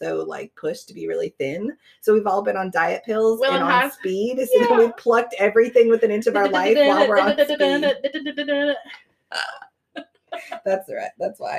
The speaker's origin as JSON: {"language": "English", "region": "Florida", "country": "United States", "tie": "born or raised there", "said": "I grew up in Florida"}